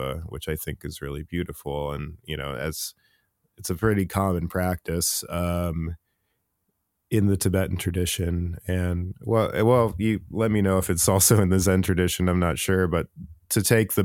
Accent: United States; being an American Buddhist

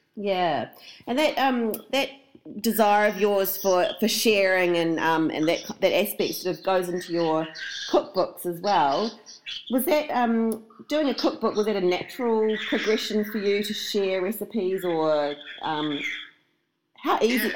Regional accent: New Zealand; now in Australia; I do live here, but I'm a I'm a Kiwi originally

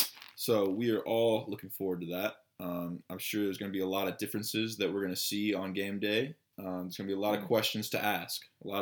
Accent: Alabama, United States; I am from the great state of Alabama.

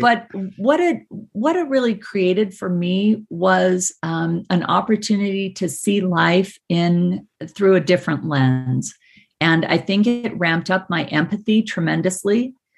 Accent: Provo, Utah, United States; I grew up in Provo, Utah

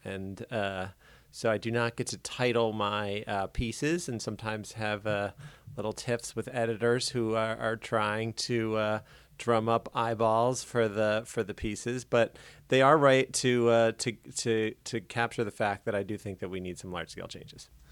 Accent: Baltimore, Maryland, United States; I grew up in Baltimore

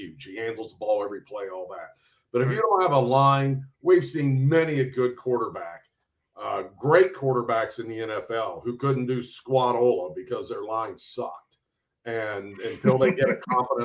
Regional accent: Cincinnati, Ohio, United States; I grew up on the East Side, but I tell people I was so far East, it was like the West Side

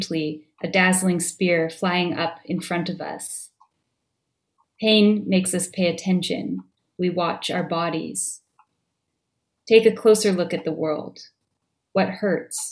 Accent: Vancouver, British Columbia, Canada; now in Montreal, Canada; I grew up in Vancouver.

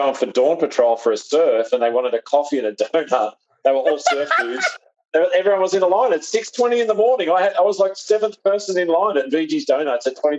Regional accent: Western Australia, Australia; moved away as an adult; also born or lived in San Diego, United States; now in Tulsa, United States; I'm a West Australian San Diegan that's living in Tulsa.

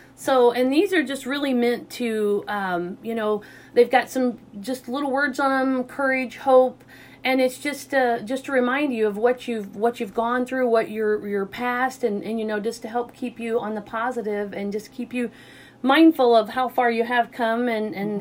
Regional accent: Southeast Missouri, United States; also born or lived in Rolla, Missouri; I'm originally from Southeast Missouri, so I've been in Rolla since 1990

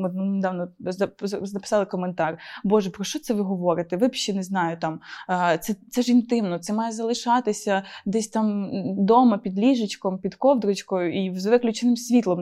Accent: Ukraine; accent: Surzhyk; в мене такий суржик

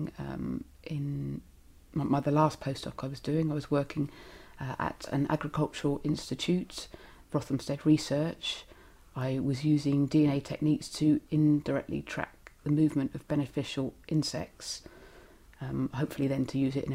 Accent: Southampton, South East England, United Kingdom; I was born in Southampton in Hampshire. I went to a little primary school, Botley Primary School, and then on to comprehensive, Wildon, and then sixth form college, all in Hampshire.

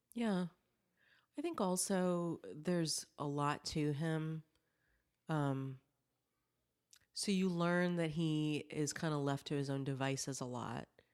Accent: South Carolina, United States; I grew up in, I grew up in South Carolina

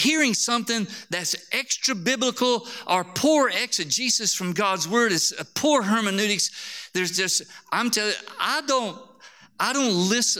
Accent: Harpersville, Alabama, United States; moved away; I came from Harpersville, Alabama. I don't even have good English, let alone Greek

